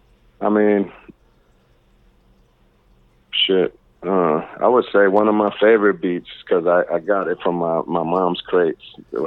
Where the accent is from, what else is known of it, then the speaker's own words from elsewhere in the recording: East Coast, United States; And, you know, and I'm from the East Coast, so it's gonna be East Coast, West Coast.